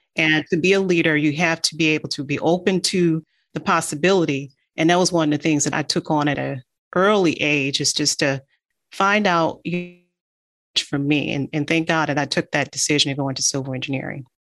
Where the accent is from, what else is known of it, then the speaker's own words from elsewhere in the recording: Detroit, Michigan, United States; also born or lived in Natchez, Mississippi; I was born in Natchez, Mississippi, and I was raised in Detroit. I'm an East Sider in Detroit